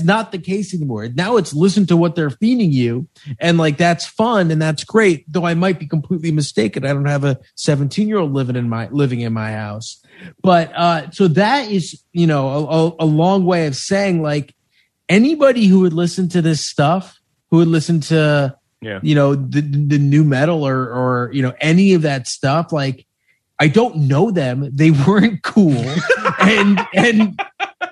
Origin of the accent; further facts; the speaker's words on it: Chappaqua, New York, United States; I grew up in Chappaqua, which had a bit of this.